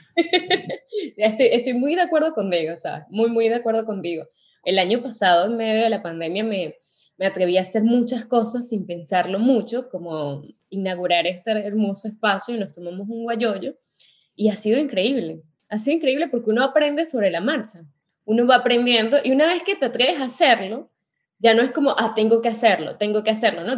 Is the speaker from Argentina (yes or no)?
no; Venezuela; now in Paris, France; cuando estábamos en Venezuela o en nuestro país de origen